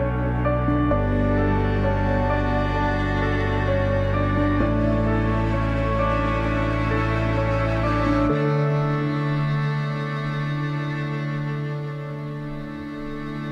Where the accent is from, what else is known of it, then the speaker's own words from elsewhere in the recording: San Diego, California, United States; I'm from San Diego.